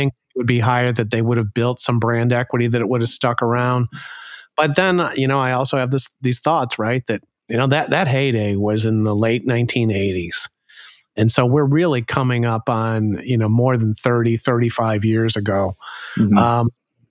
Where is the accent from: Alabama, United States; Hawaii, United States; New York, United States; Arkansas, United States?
Alabama, United States; growing up in Alabama and becoming a Georgia fan.